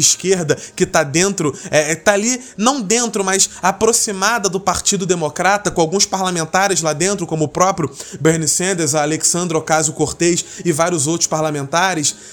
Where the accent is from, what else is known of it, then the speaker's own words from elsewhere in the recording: Brazil; enquanto brasileiro e alguém que estuda na área